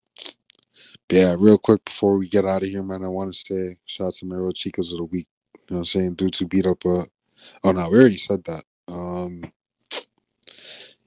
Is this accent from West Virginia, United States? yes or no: no; Florida, United States; I grew up in Florida